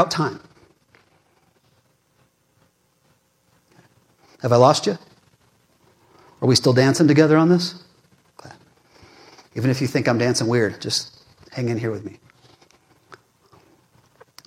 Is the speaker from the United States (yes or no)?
yes; United States; I'm an American and a Christian